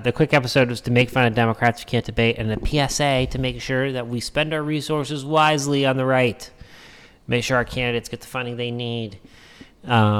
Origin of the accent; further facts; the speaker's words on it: New Hampshire, United States; now in Arizona, United States; I grew up in New Hampshire.